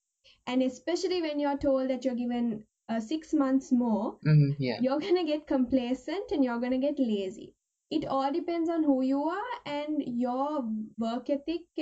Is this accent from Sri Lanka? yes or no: yes; Sri Lanka; moved away as an adult; now in Japan; I'm from Sri Lanka originally. I moved to Japan a week ago.